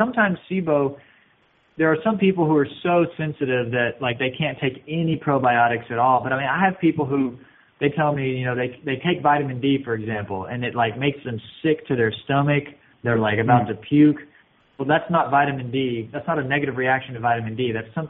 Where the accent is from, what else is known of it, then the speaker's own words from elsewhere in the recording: Arkansas, United States; So I grew up in Arkansas, and it's a beautiful place